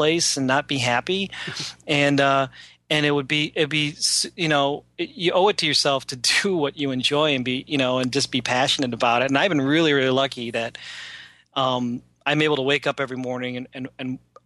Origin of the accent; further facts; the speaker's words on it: Cleveland, Ohio, United States; I'm a dude from Cleveland who just draws funny things